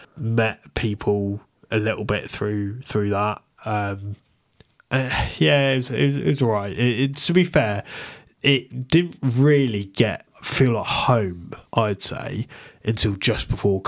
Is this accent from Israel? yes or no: no; Bristol, South West England, United Kingdom; Like, yeah, I came from Bristol, where, like, it's such an inclusive place.